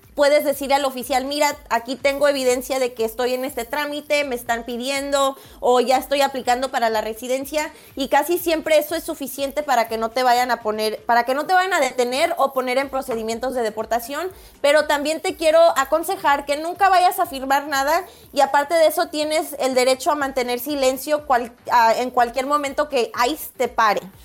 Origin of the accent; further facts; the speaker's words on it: Guadalajara, Jalisco, Mexico; now in San Diego, United States; México, Guadalajara